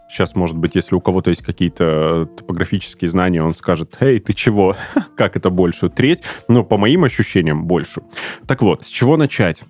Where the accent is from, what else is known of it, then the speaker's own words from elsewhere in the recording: Pyatigorsk, Stavropol Krai, Russia; moved away as an adult; now in Krasnodar, Russia; там провел свое детство, примерно 6, если не ошибаюсь, лет, и до 21 года жил там, учился, работал